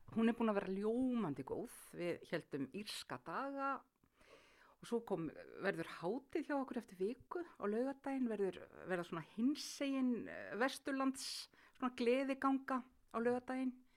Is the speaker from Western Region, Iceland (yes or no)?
yes; Akranes, Western Region, Iceland; ég ólst upp hér á Akranesi